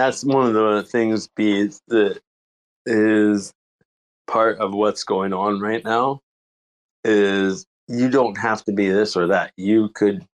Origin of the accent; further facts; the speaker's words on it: Guam; being a kid in Guam